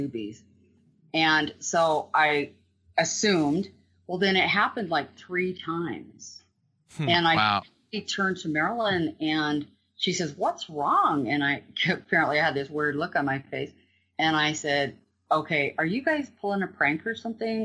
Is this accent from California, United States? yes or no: no; Green River, Wyoming, United States; I grew up in Green River, lifelong kid.